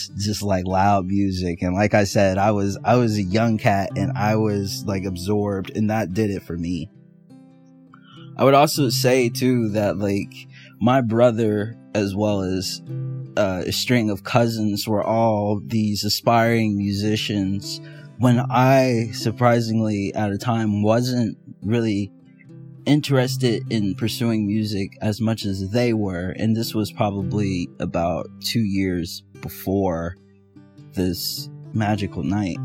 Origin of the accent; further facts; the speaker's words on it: Indianapolis, Indiana, United States; I'm from Indianapolis, Indiana